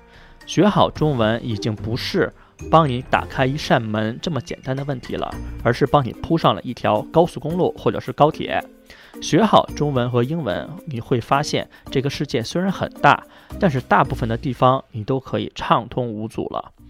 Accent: China; now in Australia; 我们华人一代的移民一般都会回答我们是中国人

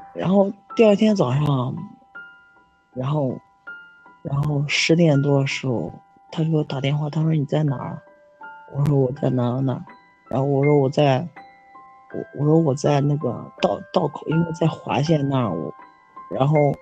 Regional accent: Zhengzhou, Henan, China; 我是郑州的

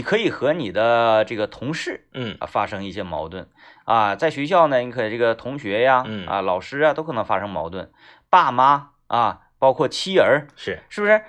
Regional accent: Northeast China, China; 咱们东北人，是在冬天也有点儿不太中了

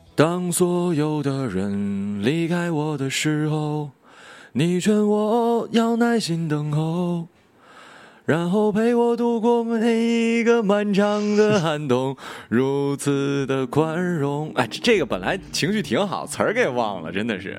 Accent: village near Changbai Mountain, Jilin, China; 我们老家 我们老，嗯。老家是村儿里嘛，然后有，有山，然后天气好的时候呢，就是，呃，能看见长白山

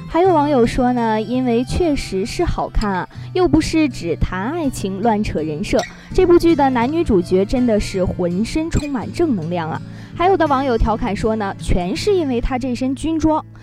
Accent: Northeast China, China; 作为一个东北人

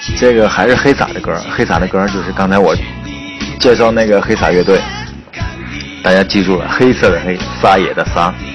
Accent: Henan, China; 我们河南话

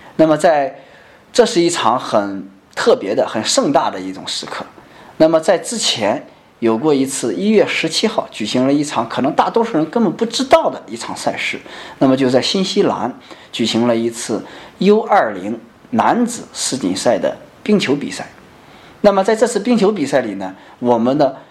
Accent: China; 我们中国人

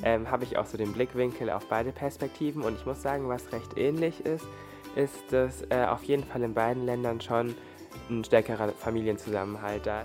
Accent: Germany; ich bin aber hier in Deutschland aufgewachsen

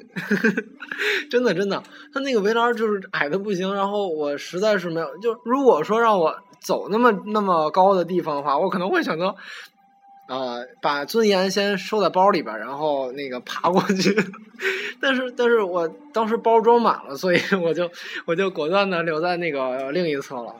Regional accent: Beijing, China; 我们是北京的孩子嘛

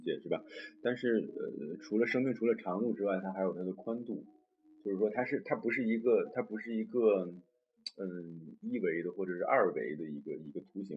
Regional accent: China; moved away as an adult; 我是都这么大年纪才第一次离开我们伟大的祖国

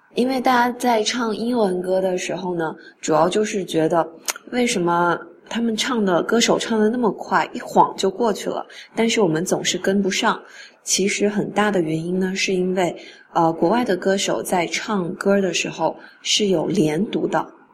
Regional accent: China; 我们中国人根据汉语的发音习惯是一字一句都要发清楚的

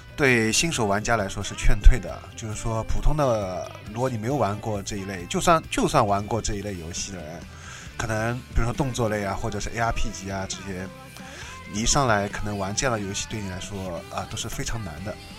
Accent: Shanghai, China; 因为我是上海人，所以说诗， 诗不分的

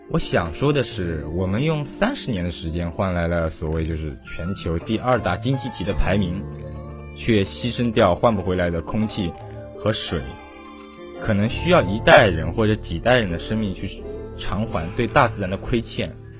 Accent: China; 作为一个中国人

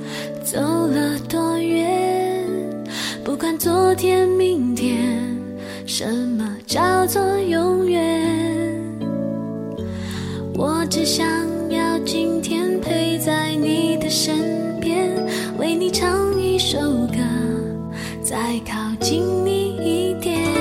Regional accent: Hohhot, Inner Mongolia, China

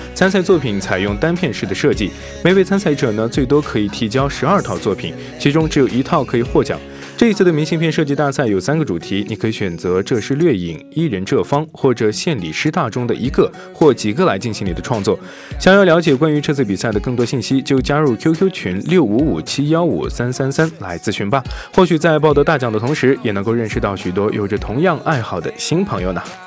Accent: northern China, China; 因为我是北方人，比较喜欢那种重口味儿一点的

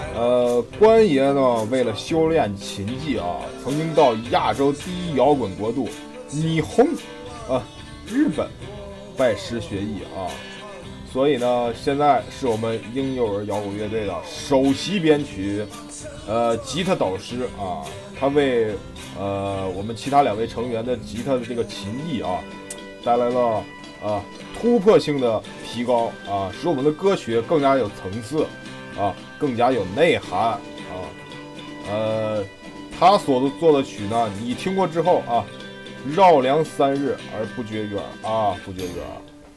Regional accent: Hanzhong, Shaanxi, China; also born or lived in Northeast China (ancestral home); 我呢，其实出生在汉中

